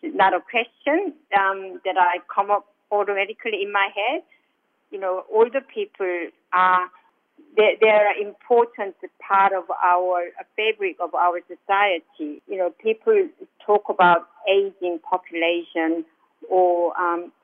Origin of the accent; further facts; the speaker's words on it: South Korea; now in Australia; I'm from South Korea